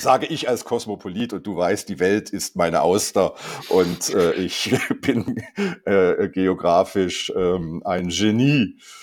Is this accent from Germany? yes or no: no; Rheinfelden, Aargau, Switzerland; ich bin in Rheinfelden aufgewachsen